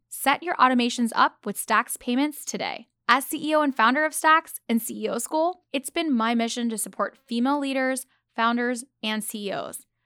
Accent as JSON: {"language": "English", "country": "Pakistan", "said": "I'm Pakistani"}